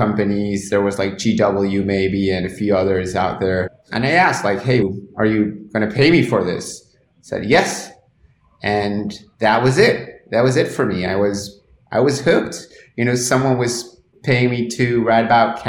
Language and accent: English; Argentina; English is a second language; I'm from Argentina. Grew up there, was educated there at public schools.